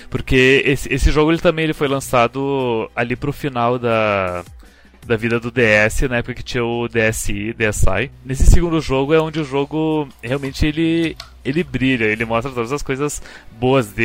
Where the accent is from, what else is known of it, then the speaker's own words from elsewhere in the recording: Brazil; chamamos de Shantai porque somos brasileiros aqui, nós